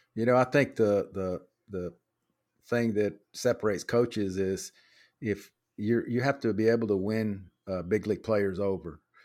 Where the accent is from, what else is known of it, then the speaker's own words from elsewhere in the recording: Dallas, Texas, United States; also born or lived in Beeville, Texas; I grew up in Oak Cliff